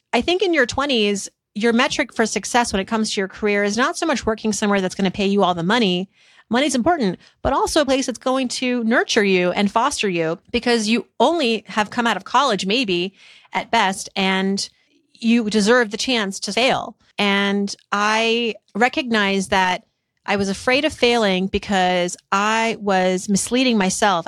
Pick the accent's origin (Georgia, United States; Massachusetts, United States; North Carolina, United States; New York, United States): Massachusetts, United States; Worcester; growing up in Worcester, Massachusetts